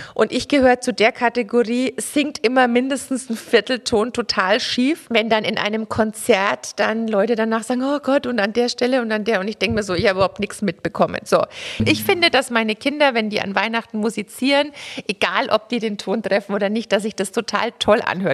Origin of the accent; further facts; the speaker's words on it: Franconia, Bavaria, Germany; ich komme tatsächlich aus der Schnittstelle zwischen Bierfranken und Weinfranken